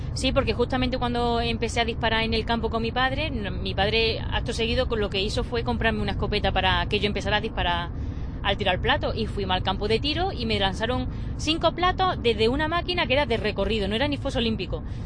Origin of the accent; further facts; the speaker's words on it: Baena, Andalusia, Spain; es mi pueblo